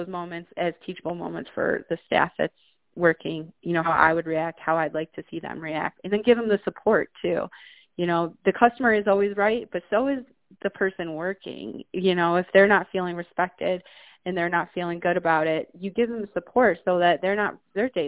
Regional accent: upstate New York, United States; this is my hometown area where I am now

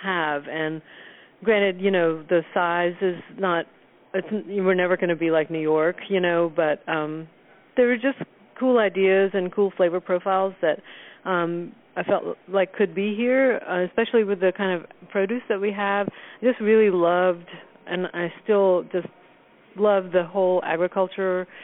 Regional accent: India; also born or lived in Southern United States; now in United States; I'm from India and grew up cooking with a certain heritage, and then we moved to America

